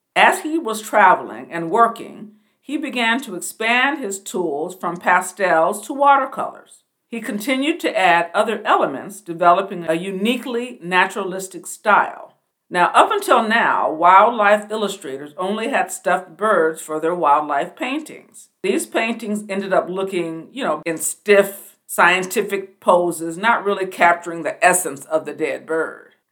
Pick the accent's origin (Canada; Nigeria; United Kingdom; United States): United States; Portland, Oregon; I was born in 1960 in Portland, Oregon, and I grew up surrounded by the beauty of the area